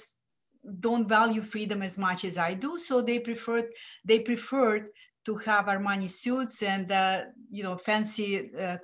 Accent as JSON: {"language": "English", "country": "Lithuania", "second_language": "English", "moved": "as an adult", "lives_now": "United States", "said": "I'm a first generation immigrant from Lithuania"}